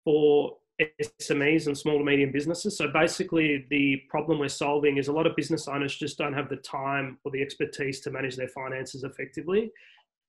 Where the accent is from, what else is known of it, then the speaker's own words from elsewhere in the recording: Melbourne, Victoria, Australia; moved away; I grew up in Moonee Ponds